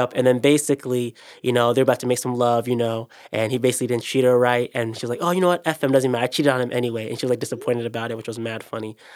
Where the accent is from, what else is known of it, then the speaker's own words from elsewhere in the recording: Ghana; I'm Ghanaian